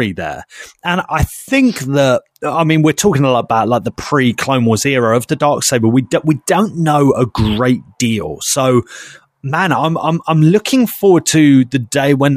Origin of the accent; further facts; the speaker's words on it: United Kingdom; we were British